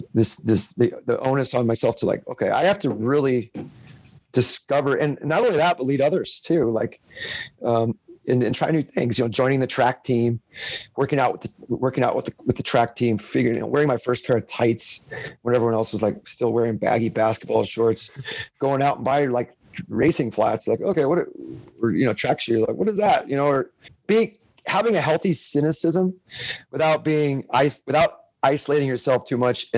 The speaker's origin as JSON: {"language": "English", "town": "Salinas", "region": "California", "country": "United States", "tie": "born or raised there", "also_born_or_lived": "Europe / Orange County / Baltimore", "moved": "as an adult", "said": "settled back into my hometown, Salinas, California"}